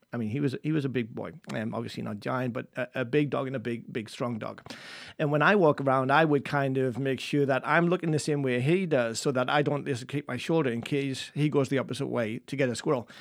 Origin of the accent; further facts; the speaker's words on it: England, United Kingdom; moved away; I'm English